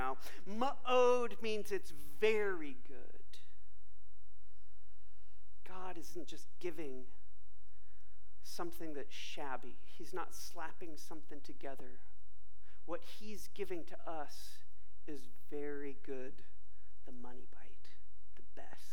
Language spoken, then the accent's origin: English; Bay Area, California, United States; when I was a kid during summer growing up in the Bay Area, California